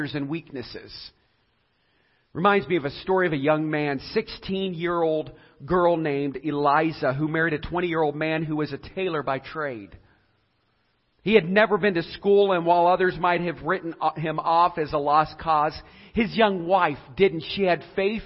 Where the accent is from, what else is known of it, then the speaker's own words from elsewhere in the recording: Edinburg, Ohio, United States; a mom who raised me in Edinburgh, Ohio, so I could go to Southeast school system